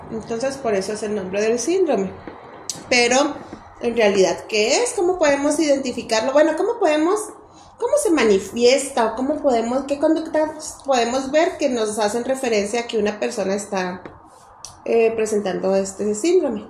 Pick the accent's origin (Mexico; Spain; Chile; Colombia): Mexico; nosotros como mexicanas, mexicanos, en nuestra cultura